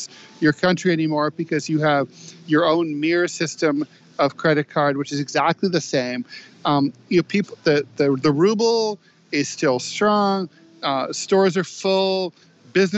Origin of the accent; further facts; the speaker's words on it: New York, United States; my hometown of New York